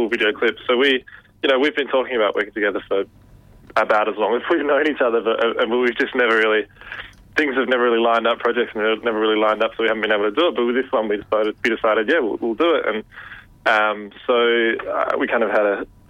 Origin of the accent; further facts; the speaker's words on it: Perth, Western Australia, Australia; moved away as an adult; also born or lived in London; now in Melbourne, Australia; we're from Perth, and as I said, we've got really long summers over there